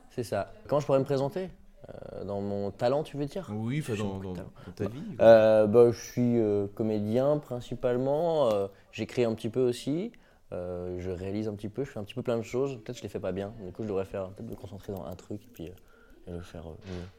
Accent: Brittany, France; je suis breton

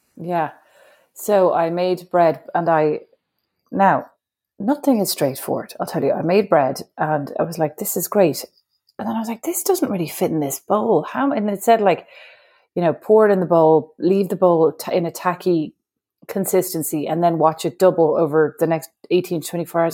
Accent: Ireland; moved away as an adult; as an Irish woman

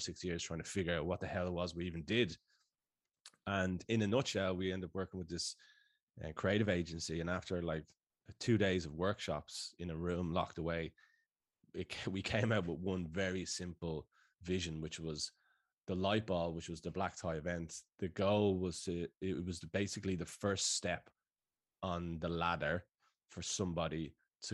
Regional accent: Dublin, Leinster, Ireland; moved away as an adult; now in Sydney, Australia; I'm from Sloregan in Dublin, so around the corner

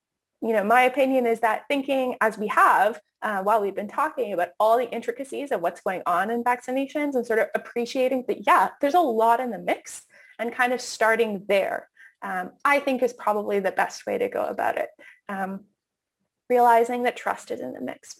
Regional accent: Canada; moved away as an adult; also born or lived in United States; as a Canadian who's lived in the States for a couple of years

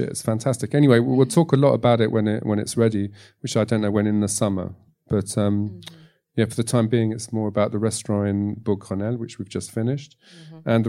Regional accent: Tunisia; born there; I was born in Tunisia is because my family um, was split up during the war with my grandfather in Latvia

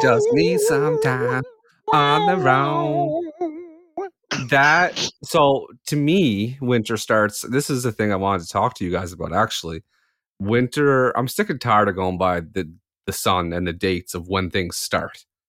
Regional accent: Canada; I'm Canadian

